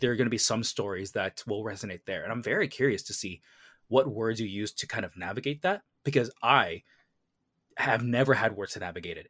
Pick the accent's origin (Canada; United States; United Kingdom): Canada; I grew up in, like, a Vietnamese household growing up in Canada